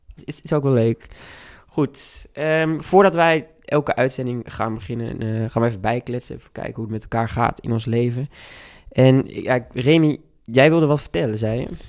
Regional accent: Hengelo, Overijssel, Netherlands; moved away as an adult; now in Utrecht, Netherlands; ik ben wel afkomstig uit Hengelo en kom in de weekenden vaak terug

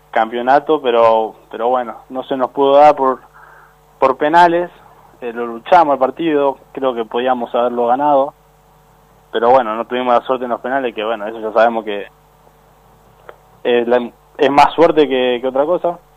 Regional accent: Lanús, Buenos Aires Province, Argentina; Sí, vengo de Lanús.

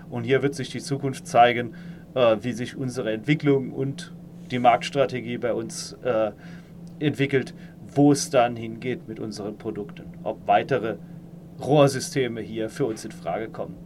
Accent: Saarland, Germany; moved away as an adult; also born or lived in Karlsruhe; now in Palatinate, Germany; ich stamme aus dem Saarland, ähm, bin dann äh, 2008 äh, für mein Studium nach Karlsruhe gezogen

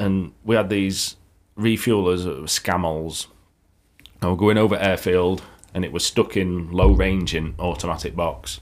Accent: Yorkshire and the Humber, United Kingdom; we're from Yorkshire.

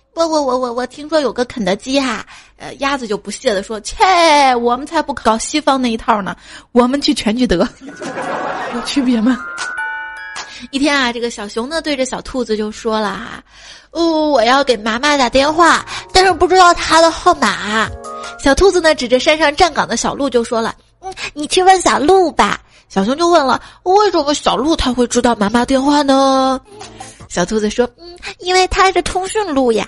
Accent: China; 我们中国人

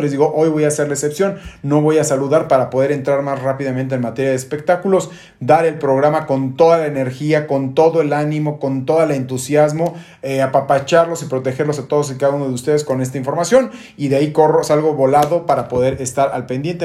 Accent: Mexico; estamos sumamente orgullosos como mexicanos

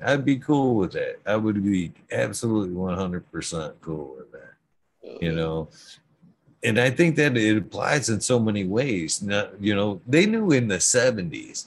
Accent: Genesee County, Michigan, United States; I'm from Genesee County

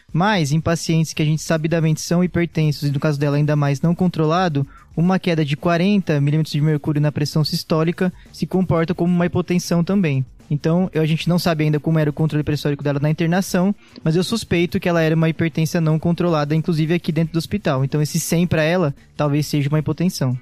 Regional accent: Piracicaba, São Paulo, Brazil; now in São Paulo, Brazil; Sou nasci em Piracicaba, interior de São Paulo. Sotaque vai me entregar aqui em algum momento

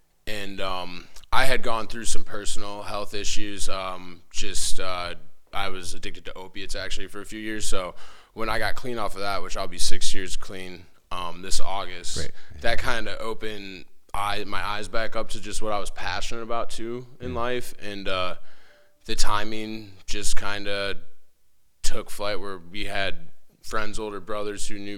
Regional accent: Waterville, Ohio, United States; I grew up in Waterville.

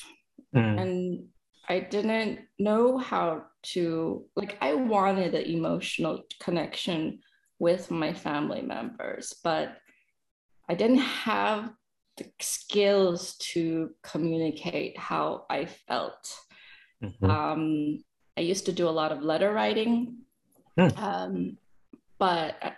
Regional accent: San Gabriel Valley, California, United States; born or raised there; also born or lived in El Dorado, Arkansas

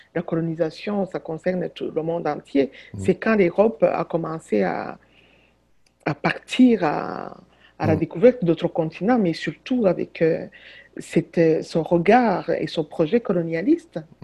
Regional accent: Butare, Southern Province, Rwanda; now in Quebec, Canada; la, ville où je suis née, à Boutaré

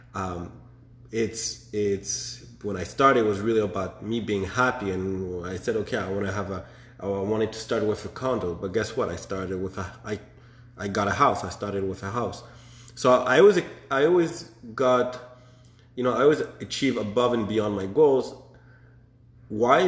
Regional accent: Montreal, Quebec, Canada; born and raised in Montreal

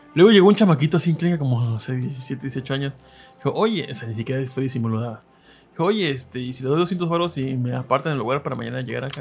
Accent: northern Veracruz, Mexico; soy un veracruzano de zona norte

